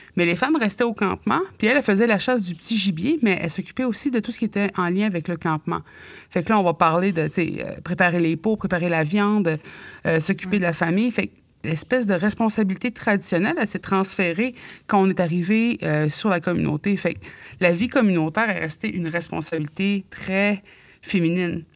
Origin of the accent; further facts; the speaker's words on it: Mingan, Quebec, Canada; je viens de Mingan, je suis nous de, la basse côte nord